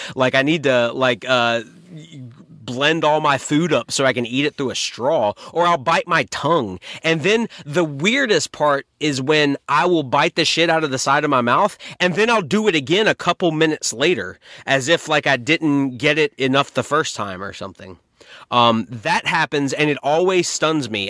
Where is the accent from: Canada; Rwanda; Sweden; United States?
United States; North Carolina; I've been born and raised in North Carolina my whole life.